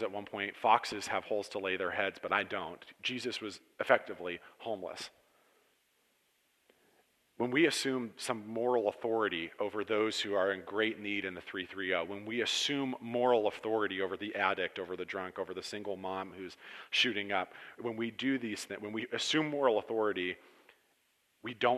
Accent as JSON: {"language": "English", "town": "Cortland", "region": "New York", "country": "United States", "tie": "born or raised there", "said": "I was raised in Cortland in a fairly good home"}